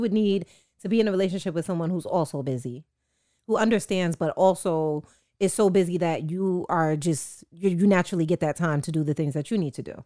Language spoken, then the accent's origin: English; Jamaica; as a Jamaican